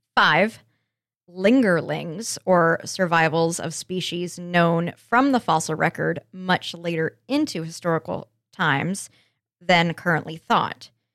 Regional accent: Colorado, United States; moved away; I'm from Landlocked, Colorado

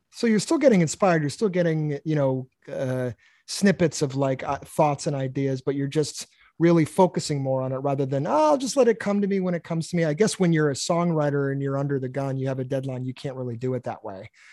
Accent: Massachusetts, United States; I grew up in Massachusetts

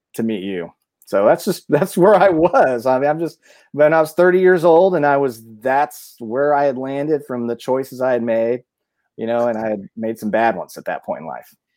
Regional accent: Mount Zion, Illinois, United States; moved away as an adult; also born or lived in Decatur, Illinois / Bloomington-Normal, Illinois; I was born, I went to school, uh, all through grade school in, in, uh, Mount Zion, Illinois.

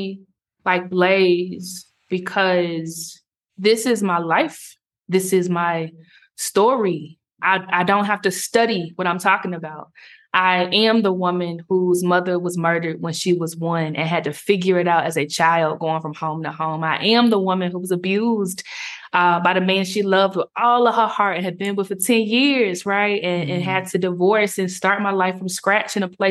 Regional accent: South Carolina, United States; moved away as an adult; also born or lived in Cape Town, South Africa; now in Nairobi, Kenya; I am that girl from South Carolina

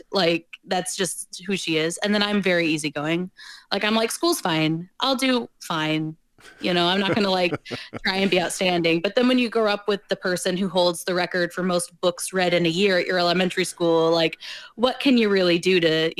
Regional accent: Michigan, United States; also born or lived in South Carolina / Ohio; I was born in South Carolina, and then we kind of moved around. And then we landed in Michigan about first or kindergarten, somewhere around there.

